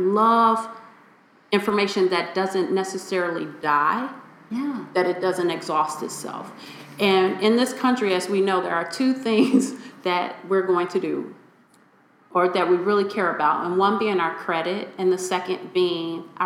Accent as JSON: {"language": "English", "town": "Chicago", "region": "Illinois", "country": "United States", "tie": "born or raised there", "said": "I come from Chicago's inner city. I grew up in Inglewood"}